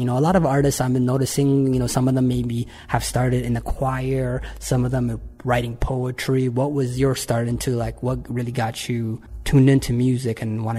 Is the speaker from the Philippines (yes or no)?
no; London, Ontario, Canada; moved away; Yeah, as I told you, I'm originally from London, Ontario.